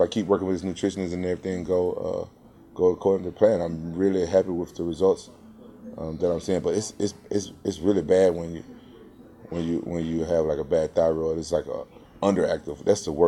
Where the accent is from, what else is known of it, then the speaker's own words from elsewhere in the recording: Memphis, Tennessee, United States; now in Orange County, United States; Memphis, my hometown